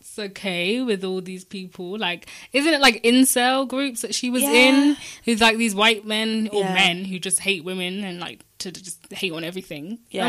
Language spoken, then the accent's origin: English; Portsmouth, South East England, United Kingdom; now in London, United Kingdom; where I'm from, I'm from Portsmouth.